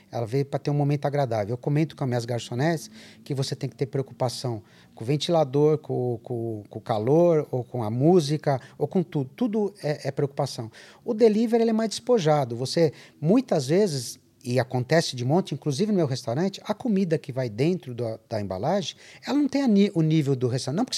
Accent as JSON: {"language": "Portuguese", "country": "Brazil", "said": "Eu não sou italiano, sou brasileiro."}